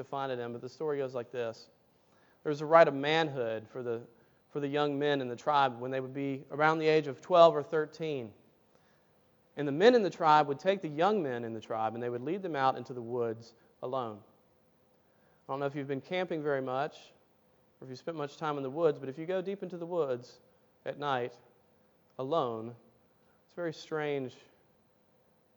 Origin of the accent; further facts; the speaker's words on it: Tuscaloosa, Alabama, United States; I grew up in Tuscaloosa, Alabama.